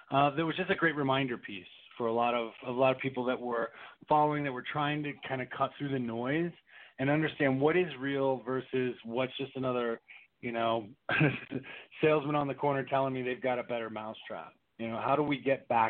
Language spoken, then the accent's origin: English; East Coast, United States; I grew up on the East Coast